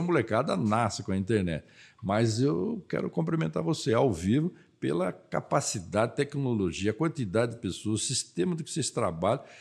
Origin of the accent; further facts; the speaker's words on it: Mogi das Cruzes, São Paulo, Brazil; nasci em Mogi das Cruzes.